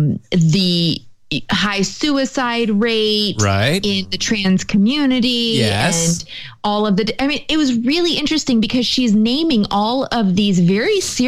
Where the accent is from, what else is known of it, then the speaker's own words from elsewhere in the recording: United States; I'm still white. And so that I have against me. I am American